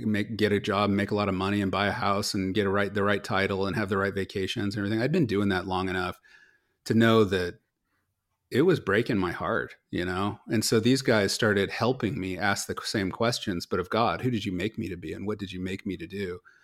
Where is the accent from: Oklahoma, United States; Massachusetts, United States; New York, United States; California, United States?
California, United States; Silicon Valley; also born or lived in Los Angeles / Philadelphia; I grew up here in Silicon Valley